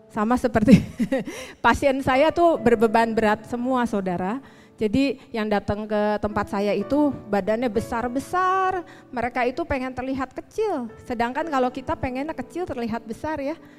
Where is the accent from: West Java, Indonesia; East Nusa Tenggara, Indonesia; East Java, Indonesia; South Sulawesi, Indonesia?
West Java, Indonesia; Bandung; born there; saya dilahirkan di Bandung 44 tahun yang lalu